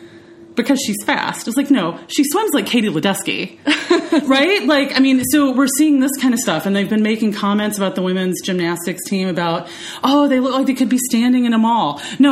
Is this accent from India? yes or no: yes; India; accent: American; American English without an accent, because I am Indian